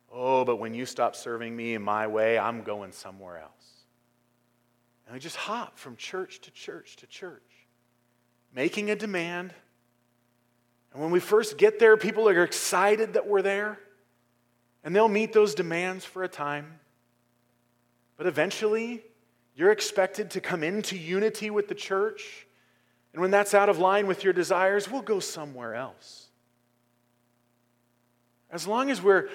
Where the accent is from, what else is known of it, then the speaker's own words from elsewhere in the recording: United States; I'm an American